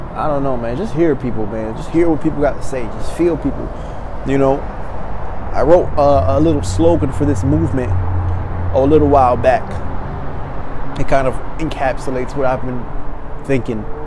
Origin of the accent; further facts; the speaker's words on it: Maryland, United States; now in Los Angeles, United States; my hometown, you know, back in Maryland